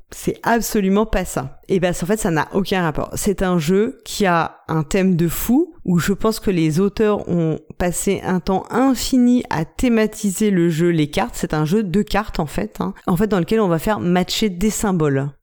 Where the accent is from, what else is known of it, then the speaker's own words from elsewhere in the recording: France; nous en tant que français